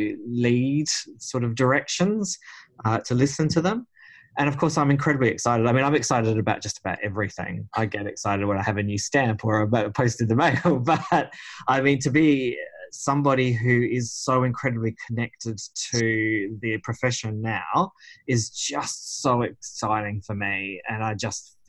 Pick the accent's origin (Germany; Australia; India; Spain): Australia; Whyalla, South Australia; I grew up in Whyalla, which is a town in South Australia